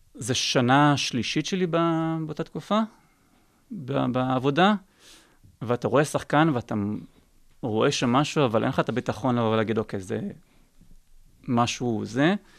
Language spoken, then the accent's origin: Hebrew; Israel; אני ישראלי